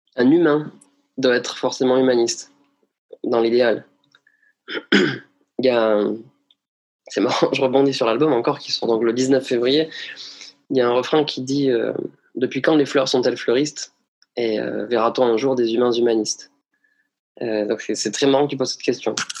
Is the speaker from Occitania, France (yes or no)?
yes; Bagnères-de-Bigorre, Occitania, France; je suis né à Bagnères de Bigorre le 20 février 1988